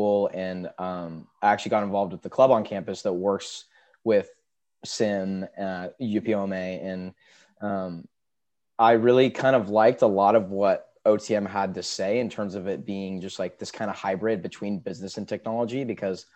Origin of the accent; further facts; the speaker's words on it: Seattle, Washington, United States; I'm from Seattle, Washington